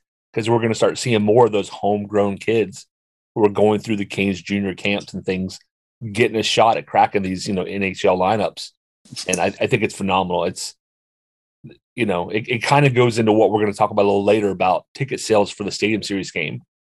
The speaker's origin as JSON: {"language": "English", "region": "North Carolina", "country": "United States", "tie": "born or raised there", "said": "I grew up in North Carolina. Hockey was not a thing."}